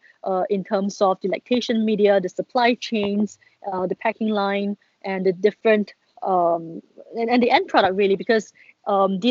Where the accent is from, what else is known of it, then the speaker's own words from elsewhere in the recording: Singapore; we being a Singaporean that I am